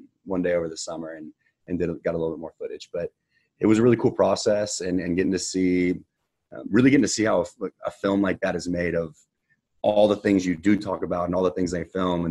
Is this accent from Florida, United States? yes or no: no; Houston, Texas, United States; born or raised there